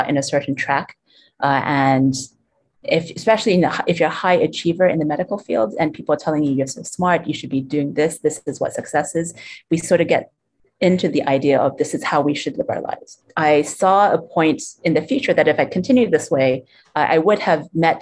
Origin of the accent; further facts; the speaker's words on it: Hong Kong; also born or lived in United States / Europe; now in Blantyre, Malawi; I grew up in Hong Kong, and also schooled in the States as well as in Europe